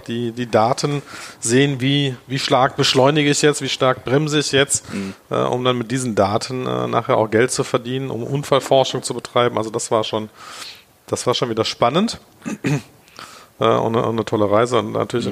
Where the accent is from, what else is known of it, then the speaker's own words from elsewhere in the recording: Germany; also born or lived in Tel Aviv, Israel; als Deutscher